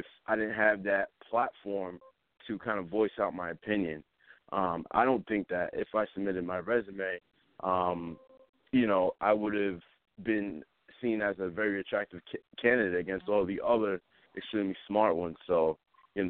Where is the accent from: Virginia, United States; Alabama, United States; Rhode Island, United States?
Rhode Island, United States; Smithfield; I'm from Smithfield, Rhode Island.